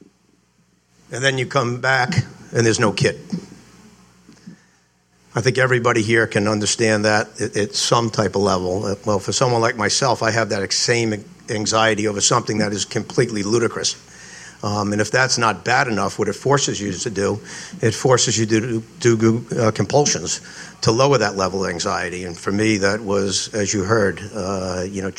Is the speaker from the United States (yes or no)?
yes; Providence, Rhode Island, United States; also born or lived in Ohio State; I grew up here in Providence, went to school at Moses Brown, right around the corner